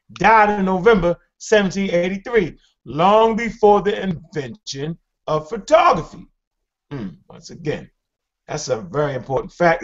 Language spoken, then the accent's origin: English; Baltimore, Maryland, United States; I'm from Baltimore